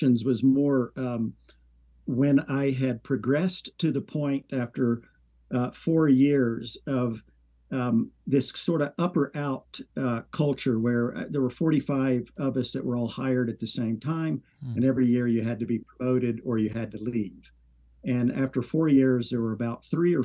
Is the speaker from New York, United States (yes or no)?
no; Signal Mountain, Tennessee, United States; moved away as an adult; also born or lived in California; I'm actually from Signal Mountain. It's right outside of Chattanooga